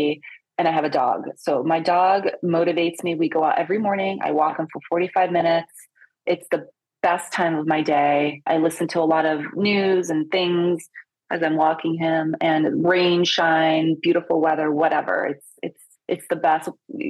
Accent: Italy; I'm Italian. I was born in Italy. Most people, when I tell them that, are like, really? I speak a lot of languages too.

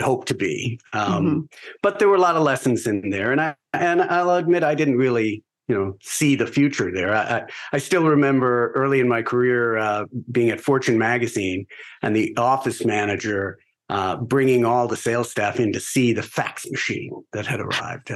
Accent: Garden City, New York, United States; also born or lived in California; Originally, I grew up on Long Island

